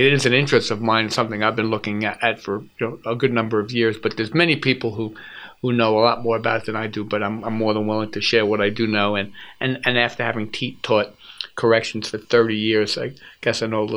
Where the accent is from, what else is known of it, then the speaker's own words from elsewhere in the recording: United States; as an American